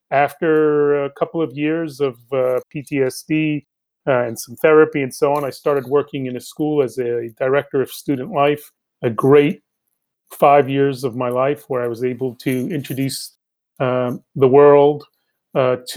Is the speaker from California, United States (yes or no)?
no; New York City, New York, United States; also born or lived in Bogota, Colombia; Grew up here in New York City